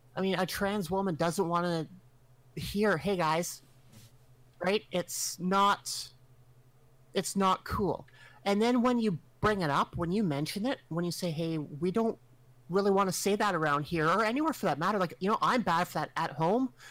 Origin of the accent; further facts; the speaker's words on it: Canada; I'm Canadian and we are sheltered. We live in a frozen wasteland.